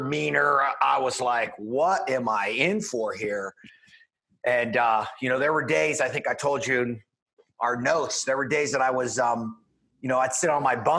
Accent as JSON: {"language": "English", "town": "Pittsburgh", "region": "Pennsylvania", "country": "United States", "tie": "born or raised there", "said": "I'm from just outside of Pittsburgh, Pennsylvania, born and raised there"}